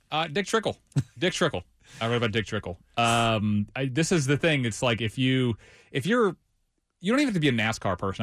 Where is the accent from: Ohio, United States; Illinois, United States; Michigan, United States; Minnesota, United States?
Ohio, United States; also born or lived in West Virginia / Charlotte, North Carolina / Greensboro, North Carolina; now in North Carolina, United States; I'm originally from Ohio, lived in West Virginia for a little while, and, and made my way down here